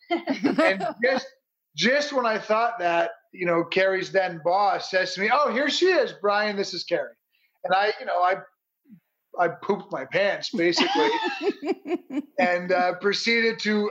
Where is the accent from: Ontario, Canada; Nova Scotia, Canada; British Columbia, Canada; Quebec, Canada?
Ontario, Canada; Toronto; moved away; also born or lived in Chicago, Illinois; I'm from Toronto, Canada, originally